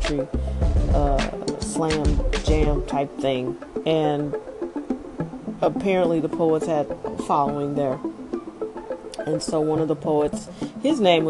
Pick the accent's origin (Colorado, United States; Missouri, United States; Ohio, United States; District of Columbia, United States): Missouri, United States; St. Louis; I'm from St. Louis, but I visited Chicago my whole life